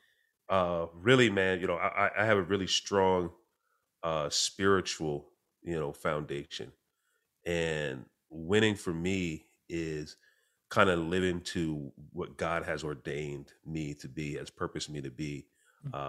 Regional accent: Clinton Corners, New York, United States; So I grew up in a small town, population between 2,000, 4,000 people. It's an area that to this day has no stoplights at all. It's a small town called Clinton Corners in New York

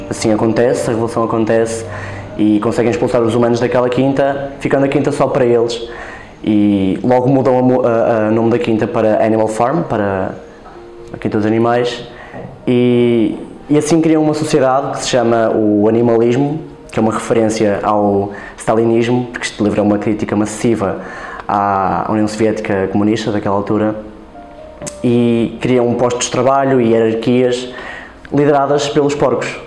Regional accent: Vizela, Braga, Portugal; tenho 22 anos e sou de Vizela

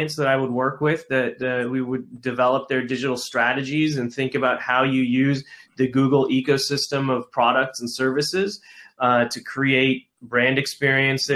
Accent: Detroit, Michigan, United States; I'm a Detroit kid. I grew up in the Detroit suburbs

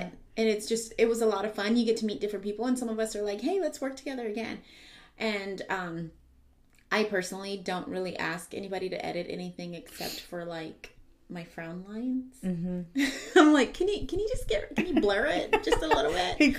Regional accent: San Antonio, Texas, United States; I am from San Antonio, Texas. I am from the South Side

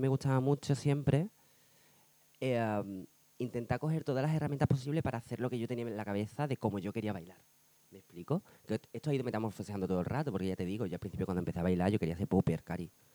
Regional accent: Badajoz, Extremadura, Spain; also born or lived in Seville; now in Madrid, Spain; soy sevillano. Bueno, realmente soy de Badajoz.

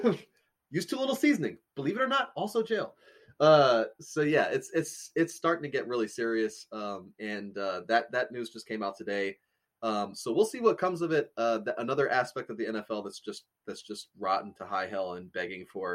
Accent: United States; an American with a black dad

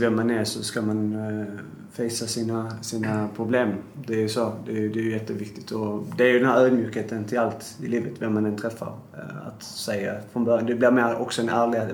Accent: Sweden; jag är ju uppväxt i Sverige

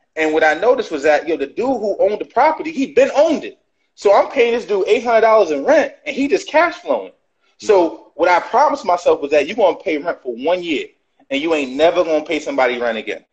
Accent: New York City, New York, United States; I was born in 1985 in Brooklyn, New York

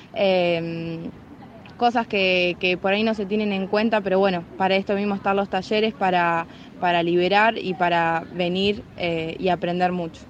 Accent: San Nicolás de los Arroyos, Buenos Aires Province, Argentina; soy de San Nicolás

